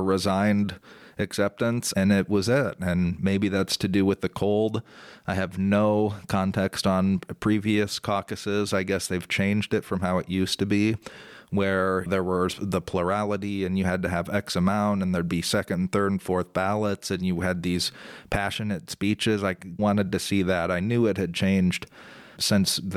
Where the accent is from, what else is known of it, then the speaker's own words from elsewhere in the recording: Omaha, Nebraska, United States; I'm from Omaha